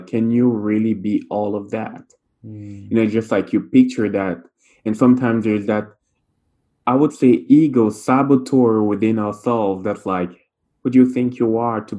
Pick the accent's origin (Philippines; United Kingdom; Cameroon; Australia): Cameroon; first language French; English is a second language; moved away as an adult; now in Montreal, Canada; I grew up in Cameroon, which is part of Central Africa, and I grew up there until I was 24.